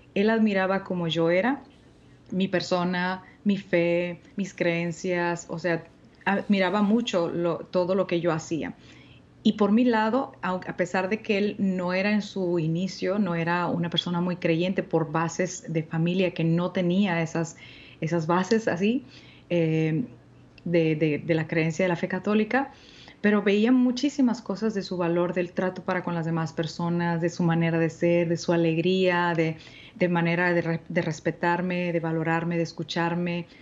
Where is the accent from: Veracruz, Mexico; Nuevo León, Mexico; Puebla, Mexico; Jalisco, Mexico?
Nuevo León, Mexico; Monterrey; aquí en Monterrey, en mi tierra natal